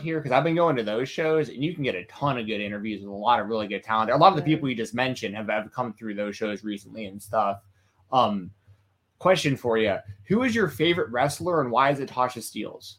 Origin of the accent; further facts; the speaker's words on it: Atlanta, Georgia, United States; I'm from Atlanta